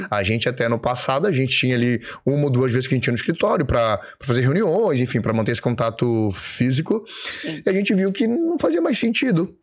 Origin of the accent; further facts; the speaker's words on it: Florianópolis, Santa Catarina, Brazil; moved away as an adult; also born or lived in São Paulo; eu voltei pra minha cidade natal, que é Floripa